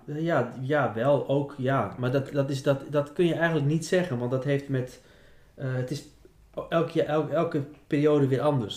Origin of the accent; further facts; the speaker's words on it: Groningen, Netherlands; dan hebben we als Groningers niks meer in te brengen